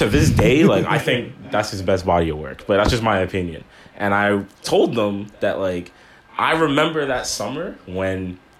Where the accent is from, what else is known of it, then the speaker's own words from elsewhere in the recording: Toronto, Ontario, Canada; if you're from Toronto specifically, there's a lot of things we say that British people say and vice versa.